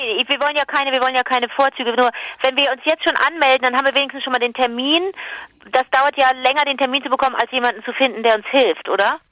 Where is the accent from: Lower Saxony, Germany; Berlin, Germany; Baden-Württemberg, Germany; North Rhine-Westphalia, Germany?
North Rhine-Westphalia, Germany; Cologne; da fühlst du dich natürlich als Kölnerin